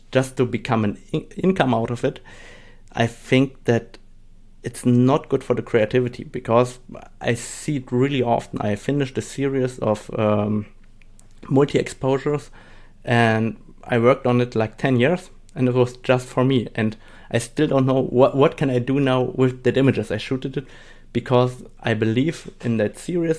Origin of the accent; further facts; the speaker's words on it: Germany; English is a second language; also born or lived in Saarbrücken, Germany / Poland (parents); I'm from Germany, and, uh, my parents come from Poland, so I speak today Polish and German and a little bit of English